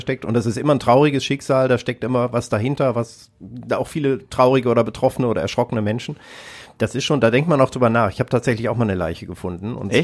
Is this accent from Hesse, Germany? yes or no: yes; Kassel, Hesse, Germany; moved away; in Kassel in meiner alten Heimatstadt